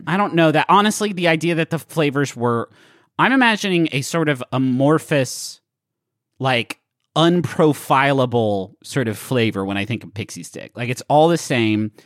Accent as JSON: {"language": "English", "town": "Huntington", "region": "West Virginia", "country": "United States", "tie": "born or raised there", "said": "the pool that I grew up going to in Huntington, West Virginia."}